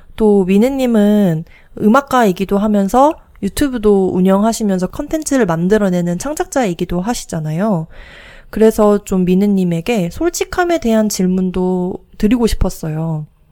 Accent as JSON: {"language": "Korean", "region": "Jeju", "country": "South Korea", "tie": "born or raised there", "said": "저희가 나고 자란 제주"}